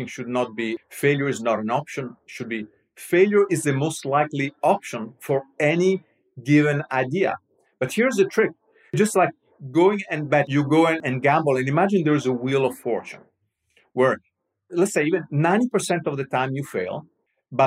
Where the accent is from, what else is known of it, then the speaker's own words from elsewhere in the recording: Rome, Lazio, Italy; I'm Roman. I'm from Rome.